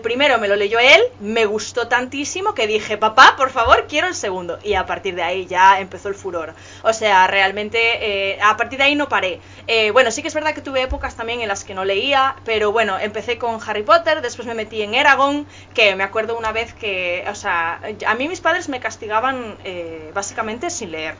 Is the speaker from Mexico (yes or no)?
no; Galicia, Spain; yo soy de Galicia